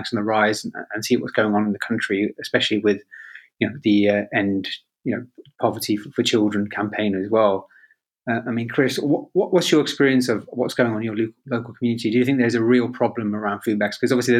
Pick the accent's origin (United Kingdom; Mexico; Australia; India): United Kingdom; Birmingham, West Midlands; moved away; also born or lived in Leamington; I came from a working class background in Birmingham. I was born and raised in Borsaleigh, and before we moved to Leamington, we were poor. You know, we were council housed